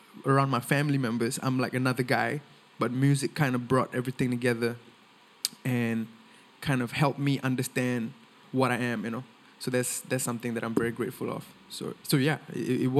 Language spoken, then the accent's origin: English; Singapore; first language Tamil; I'm born and raised in Singapore. I speak Tamil at home with my family